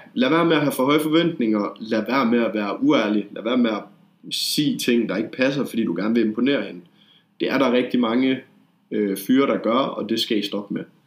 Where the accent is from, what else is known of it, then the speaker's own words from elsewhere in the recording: Denmark; jeg er fra Jylland